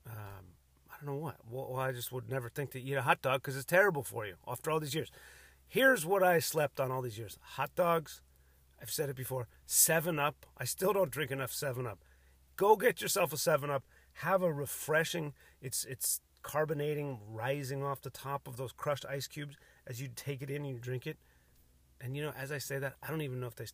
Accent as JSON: {"language": "English", "area": "Cook County", "region": "Illinois", "country": "United States", "tie": "born or raised there", "also_born_or_lived": "Ireland (ancestry)", "moved": "yes", "lives_now": "San Diego area, United States", "said": "I was born in Cook County, Illinois"}